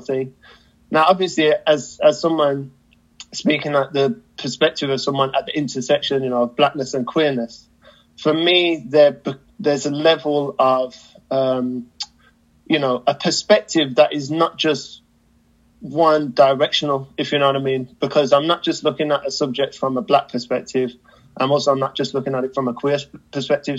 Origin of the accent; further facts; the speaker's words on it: United Kingdom; as a British person